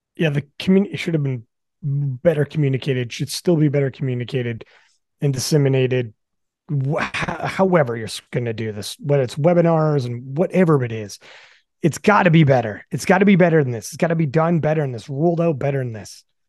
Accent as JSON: {"language": "English", "country": "Canada", "said": "I'm from Canada, Canadian nationals"}